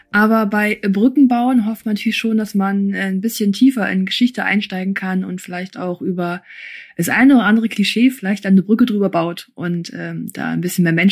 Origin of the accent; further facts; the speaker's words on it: Germany; also born or lived in Kyrgyzstan / Erfurt; Ich war ein halbes Jahr alt.